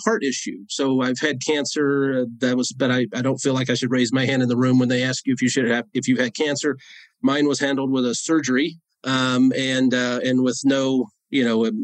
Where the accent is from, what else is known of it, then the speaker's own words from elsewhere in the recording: Northeast Georgia, United States; now in Colorado, United States; I grew up in Northeast Georgia on a dirt road.